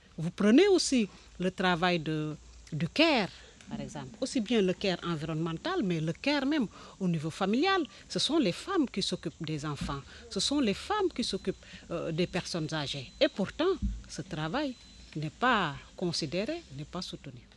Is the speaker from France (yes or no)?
no; Senegal; Je viens du Sénégal